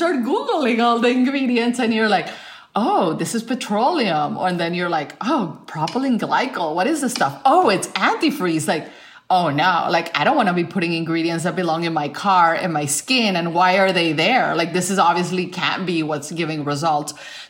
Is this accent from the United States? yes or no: no; Colombia; I am a Latin woman. I grew up in Colombia and I'm very, very Latin with my beauty practices.